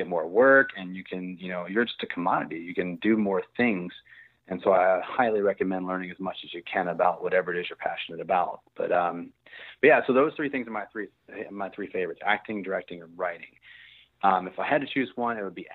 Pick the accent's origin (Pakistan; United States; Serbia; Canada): United States; Virginia; moved away as an adult; now in Texas, United States; I grew up in Virginia, and my whole family grew up in Virginia